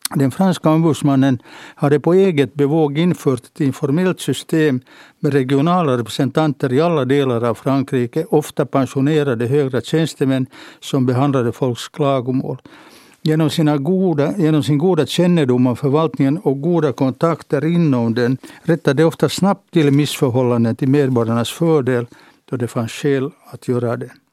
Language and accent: Swedish; Helsinki, Uusimaa, Finland; Jag föddes på kvinnokliniken i Helsingfors på våren 1938